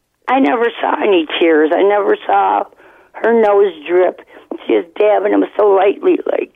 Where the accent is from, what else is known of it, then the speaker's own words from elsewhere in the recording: Detroit, Michigan, United States; I grew up in Detroit.